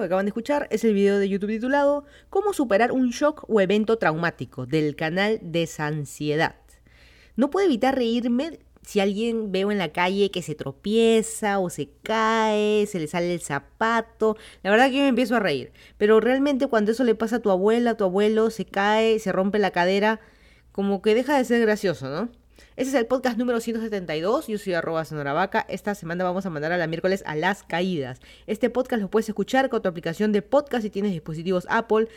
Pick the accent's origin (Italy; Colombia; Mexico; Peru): Peru; Lima; moved away as an adult; also born or lived in Miami, United States / Fairfax County, Virginia, United States; now in Virginia, United States; yo soy de Lima, Perú. Me mudé a Estados Unidos hace como 5 años.